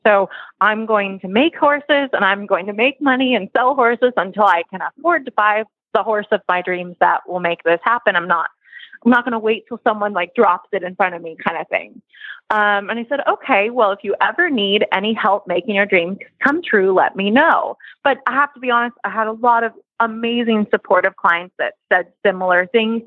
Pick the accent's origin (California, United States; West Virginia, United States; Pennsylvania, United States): California, United States; moved away; we are originally from California